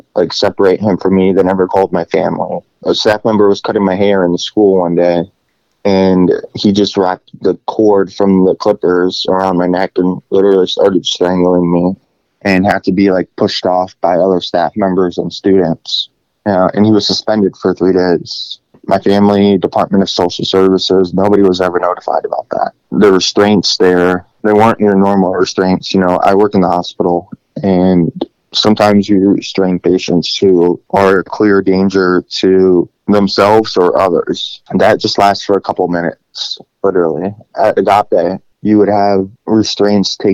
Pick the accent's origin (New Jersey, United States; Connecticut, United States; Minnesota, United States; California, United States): Connecticut, United States; Greenwich; moved away; also born or lived in Russia / Stockton, Missouri; I was adopted from Russia when I was 3 years old and actually grew up in Greenwich, Connecticut.